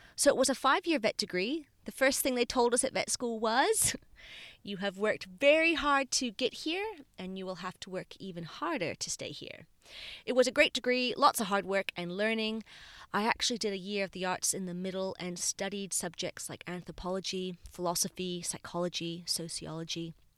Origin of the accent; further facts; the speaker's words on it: Bermuda; now in Australia; So I was born in Bermuda, a tiny island in the middle of the Atlantic Ocean